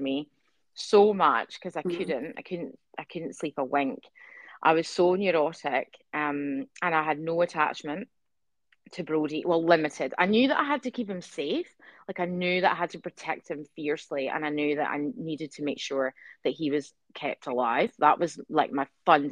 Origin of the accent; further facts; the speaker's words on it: Scotland, United Kingdom; now in Adelaide, Australia; I'm Scottish